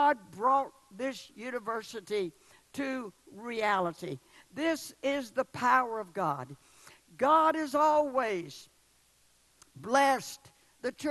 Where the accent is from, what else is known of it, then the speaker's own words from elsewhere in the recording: the South, United States; I'm from the South